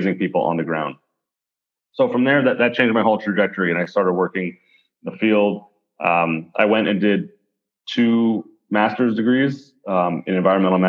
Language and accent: English; Calgary, Alberta, Canada; I'm from Calgary, Alberta in Canada, which is the Texas of Canada